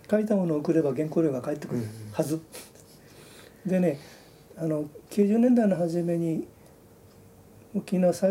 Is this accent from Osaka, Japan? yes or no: no; Obihiro, Hokkaido, Japan; born there; ずっと北の方に。はい、で外れで生まれてよかったなと思うんですよ。